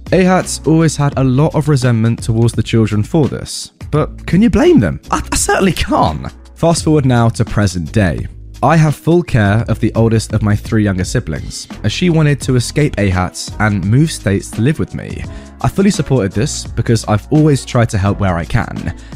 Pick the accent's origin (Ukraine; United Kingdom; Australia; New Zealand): Australia